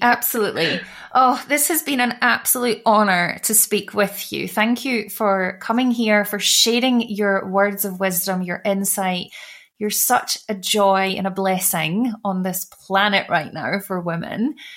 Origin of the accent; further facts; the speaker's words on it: United Kingdom; as a white woman growing up in the UK from birth